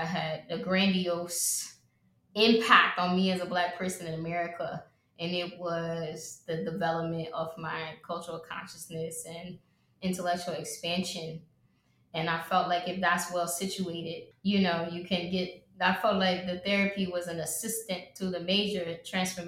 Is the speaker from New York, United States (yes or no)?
no; Atlanta, Georgia, United States; I am from Atlanta, Georgia